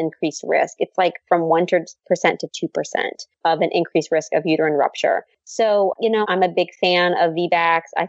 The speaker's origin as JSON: {"language": "English", "town": "New Orleans", "region": "Louisiana", "country": "United States", "tie": "born or raised there", "moved": "yes", "said": "my hometown"}